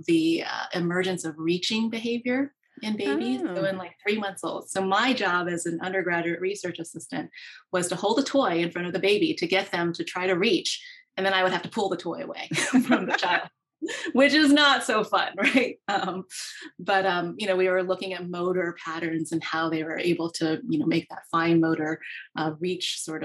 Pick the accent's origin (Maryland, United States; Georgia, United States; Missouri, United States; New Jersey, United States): Maryland, United States; also born or lived in Pennsylvania; I was born in Pennsylvania and grew up in Maryland